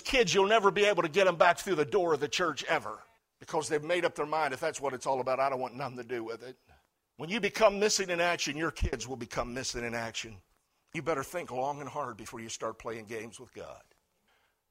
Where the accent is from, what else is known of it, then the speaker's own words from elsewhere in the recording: United States; as an American citizen